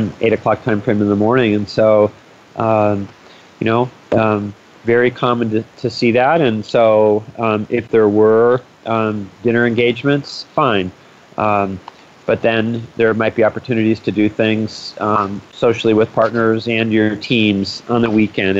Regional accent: United States; as an American

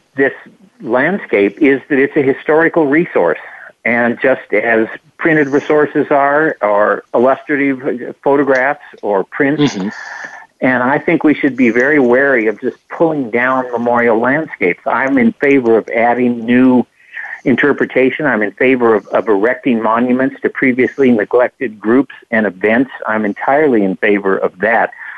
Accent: the West, United States; moved away; the part of the world where I grew up in the West

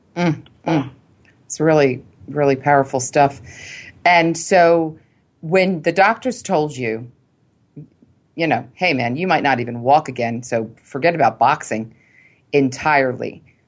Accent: Philadelphia, Pennsylvania, United States; I grew up in Philly, and I grew up with three brothers

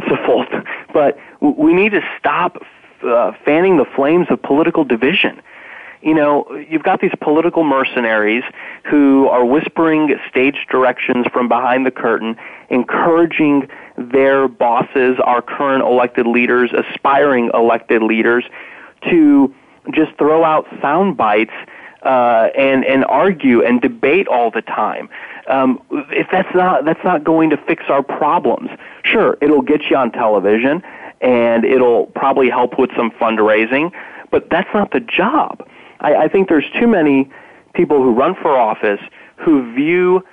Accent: Indiana, United States; the former governor of my home state, Mitch Daniels

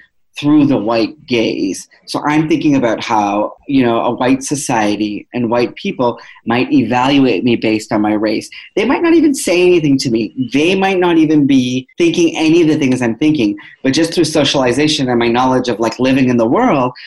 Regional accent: Toronto, Ontario, Canada; I'm from Toronto

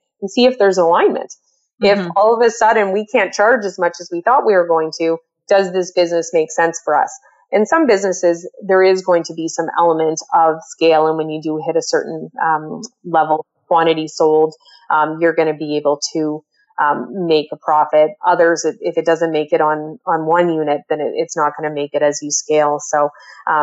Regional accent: Canada; also born or lived in Toronto, Ontario; I'm a Canadian. I live in Ontario, normally in Toronto

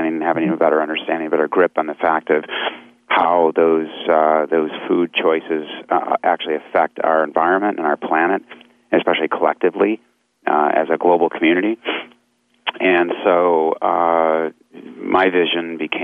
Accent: Michigan, United States; I grew up in Michigan in the Midwest

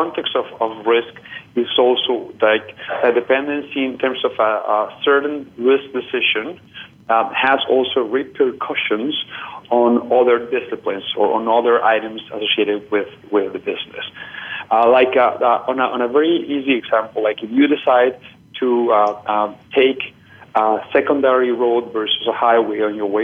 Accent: Colombia; moved away; I am originally from Colombia

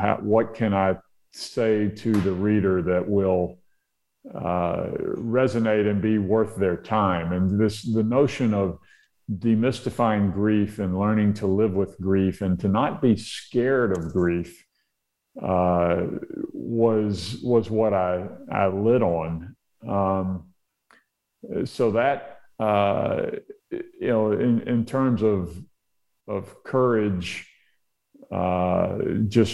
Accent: Mobile, Alabama, United States; my hometown of Mobile, Alabama

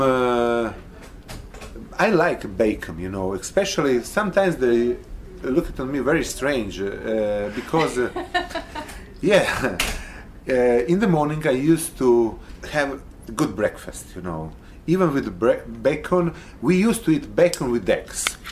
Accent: Arizona, United States; We are from Arizona

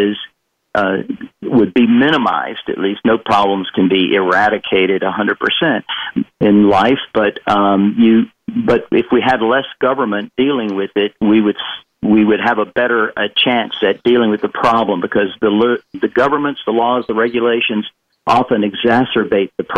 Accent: the South of the U.S., United States; I'm from the South

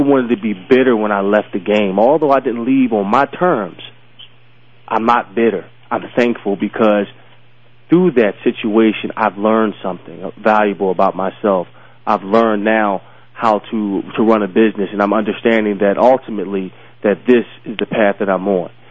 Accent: Philadelphia, Pennsylvania, United States; I grew up in Southwest Philly. I grew up in Philadelphia

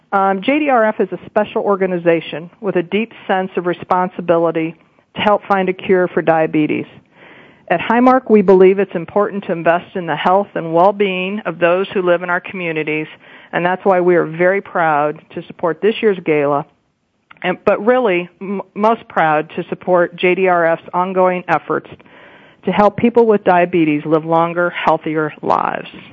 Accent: Ohio, United States; I'm from Ohio, I'm a Buckeye

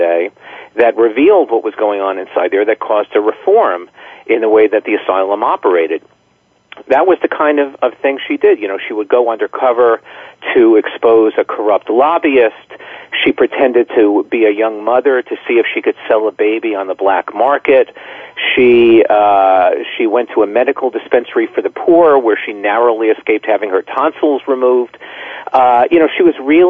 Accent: New York, United States; I'm from New York

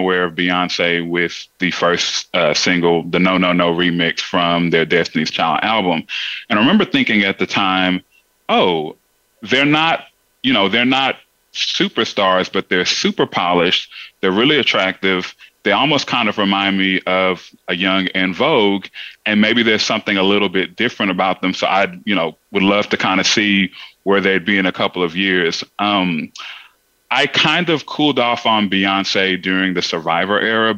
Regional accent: Missouri City, Texas, United States; born or raised there; also born or lived in Jamaica

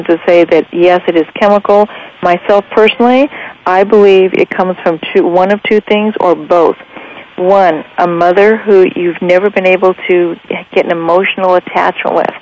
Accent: Las Vegas, Nevada, United States; Las Vegas, Nevada, which is my hometown where I live

